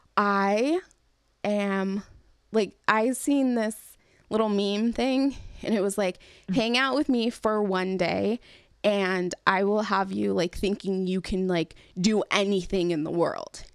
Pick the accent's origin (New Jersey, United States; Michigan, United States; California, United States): California, United States; I'm from California